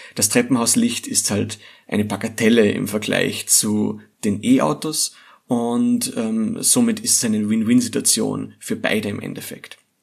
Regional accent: Austria; hier bei uns in Österreich

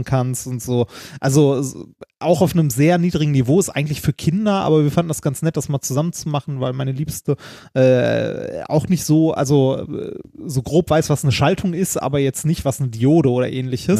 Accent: Ruhr area, North Rhine-Westphalia, Germany; wir kommen beide aus dem Ruhrgebiet, da redet man so.

